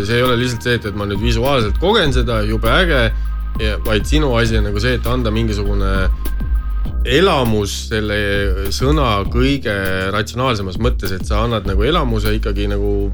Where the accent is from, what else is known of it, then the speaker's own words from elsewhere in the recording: Estonia; meie kui eestlased